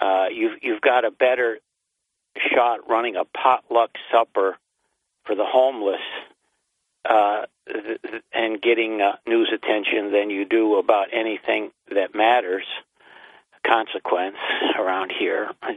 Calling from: New York, United States; from Broome County.

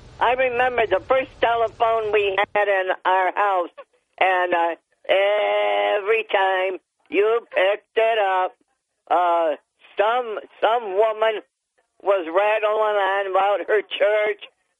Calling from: Town of Dickinson, New York, United States; from Town of Dickinson.

